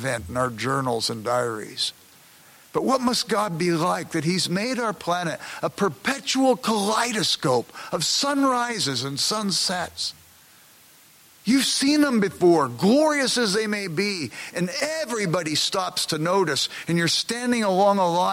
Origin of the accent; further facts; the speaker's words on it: Los Angeles, California, United States; now in Chicago, United States; I grew up in South Central Los Angeles